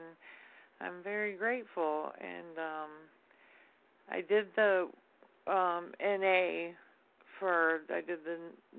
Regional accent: Florida, United States; Hi, this is …. I'm from Florida.

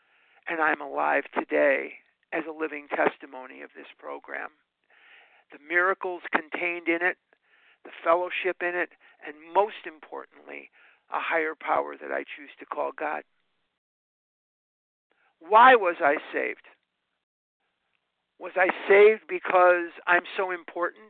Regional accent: Chicago, Illinois, United States; now in Scottsdale, United States; I live in Scottsdale, Arizona, but there's Lake Michigan running through my veins. I'm born and raised in Chicago

